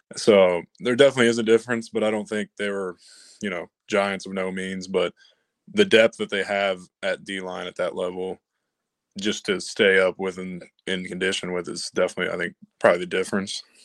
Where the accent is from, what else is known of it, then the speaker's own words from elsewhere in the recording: Kentucky, United States; I'm from Kentucky